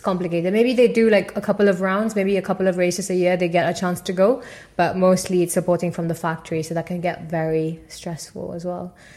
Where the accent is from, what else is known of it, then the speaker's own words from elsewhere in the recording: Tamil Nadu, India; first language Tamil; English is a second language; moved away as an adult; also born or lived in Paris, France; now in Midlands, United Kingdom; my uh, state, which is Tamil Nadu